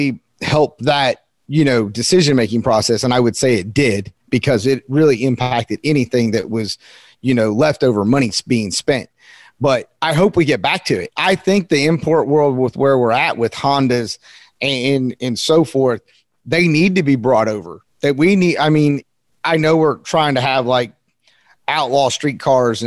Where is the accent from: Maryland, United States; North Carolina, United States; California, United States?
North Carolina, United States; I'm from North Carolina. I'm kind of a country kid